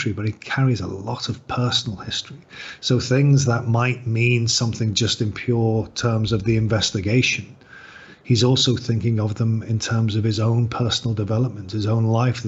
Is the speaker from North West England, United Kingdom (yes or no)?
yes; Liverpool, North West England, United Kingdom; I grew up in the north of England. I grew up in Liverpool.